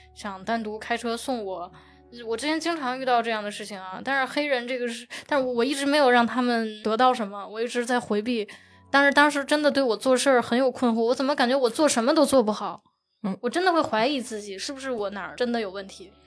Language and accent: Chinese; Tianjin, China; 我是天津人